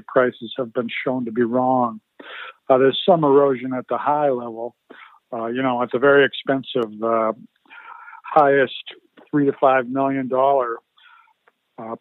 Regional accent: Boston, Massachusetts, United States; moved away as an adult; also born or lived in Minnesota; now in Vancouver, Canada; I grew up in Massachusetts in the Boston area.

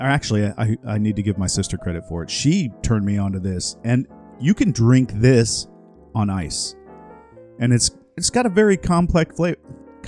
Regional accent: Florida, United States; I grew up in Florida

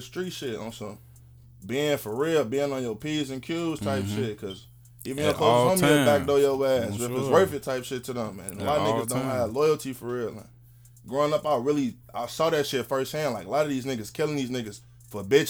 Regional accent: Chicago, Illinois, United States; moved away as an adult; now in Arkansas, United States; when I was growing up in Uptown

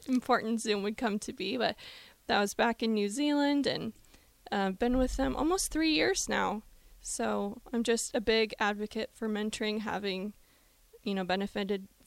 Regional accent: Lincoln, Nebraska, United States; I'm from Lincoln, born and raised.

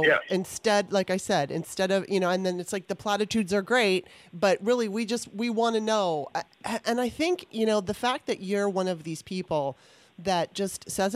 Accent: California, United States; now in Maryland, United States; I grew up on both coasts, right? I was in California for the most of my life I was in California. And I was born in Maryland and now I'm back in Maryland

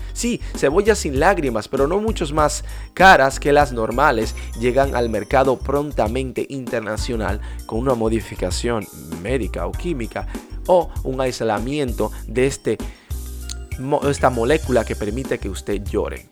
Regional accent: Dominican Republic; en mi país, la República Dominicana

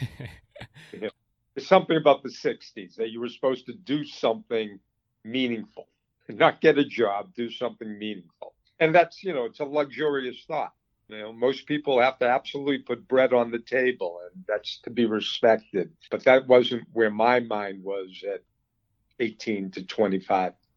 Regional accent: Boston, Massachusetts, United States; moved away as an adult; also born or lived in Colorado; I grew up um, in the Boston area, suburb, and went to school in Colorado

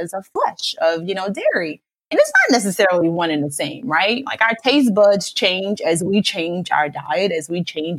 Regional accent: New Orleans, Louisiana, United States; I'm from New Orleans

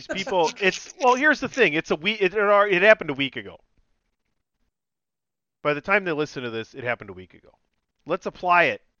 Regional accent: Milwaukee, Wisconsin, United States; I know I'm from Milwaukee

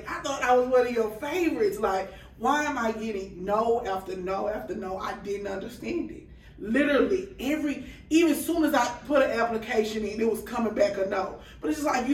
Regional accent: Beaumont, Texas, United States; moved away; I'm from Beaumont, Texas

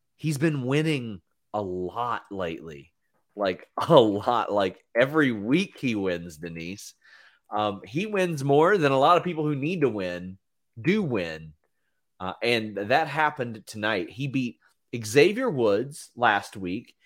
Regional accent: Kentucky, United States; "Oh, where are you from?" I go Kentucky.

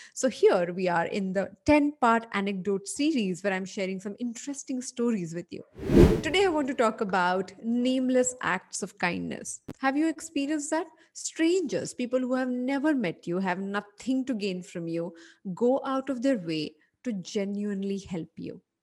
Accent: Mumbai, Maharashtra, India; a person who was born and brought up in Bombay

